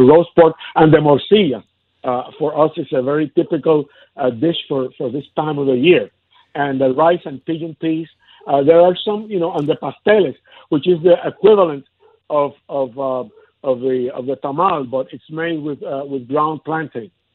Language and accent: English; Ponce, Puerto Rico; my hometown of Ponce, in the southern part of, coast of the island